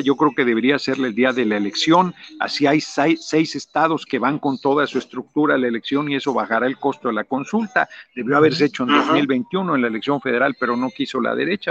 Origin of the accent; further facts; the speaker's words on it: Mexico City, Mexico; moved away as an adult; now in Morelos, Mexico; yo nací en el DF